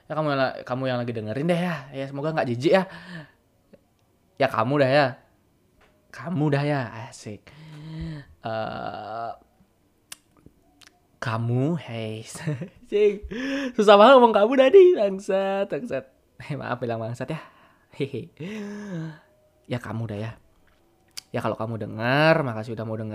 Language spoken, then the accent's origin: Indonesian; Bali, Indonesia; accent: Balinese; nggak pernah tinggal di mana di tempat lain nggak pernah merantau kemana-mana dari lahir tinggal di Bali ini masih pakai bahasa Bali dan lingkunganku sangat bahasa Bali